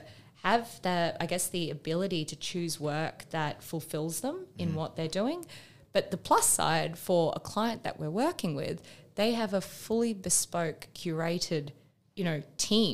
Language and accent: English; Perth, Western Australia, Australia; also born or lived in United Kingdom / Asia; now in Melbourne, Australia; I am an Australian woman that lives in Melbourne. I'm originally from Perth in Western Australia.